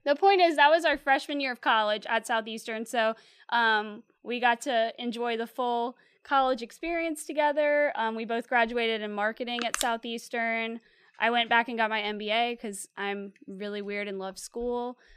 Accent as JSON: {"language": "English", "town": "Slidell", "region": "Louisiana", "country": "United States", "said": "I'm originally from the North Shore over in Slidell"}